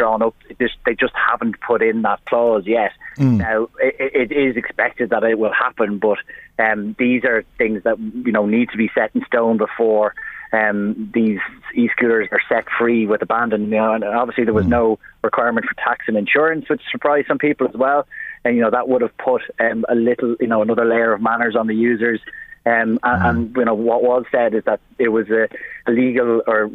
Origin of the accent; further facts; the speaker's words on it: Drogheda, County Louth, Ireland; I grew up in William Street in Drogheda, and as a kid, I used to be able to play football in the middle of the street